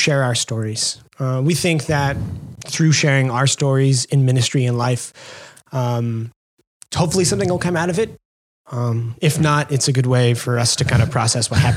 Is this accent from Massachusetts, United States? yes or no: yes; Amherst, Massachusetts, United States; I'm from Western Mass, so Amherst